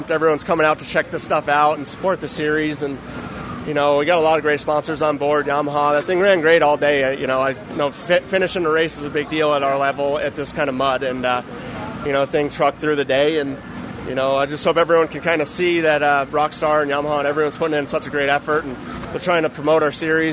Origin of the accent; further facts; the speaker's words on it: New York, United States; I'm from New York